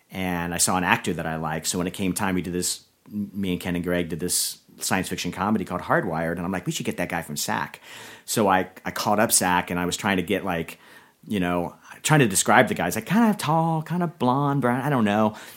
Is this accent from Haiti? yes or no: no; Orlando, Florida, United States; also born or lived in Dunedin, Florida / Miami, Florida; And then I moved around a lot as a kid, but we ended up we were in Miami when I was like nine, and then Orlando when I was twelve, and then that became home.